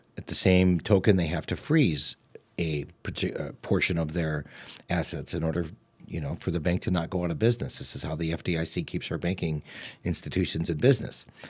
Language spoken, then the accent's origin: English; Streamwood, Illinois, United States; also born or lived in Oak Park, Illinois; I grew up in Streamwood in a three-bedroom, one-bathroom house